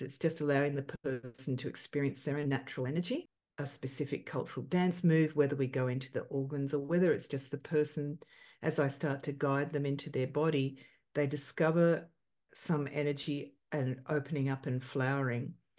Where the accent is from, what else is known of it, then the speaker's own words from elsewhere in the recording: Australia; growing up in Australia, looking like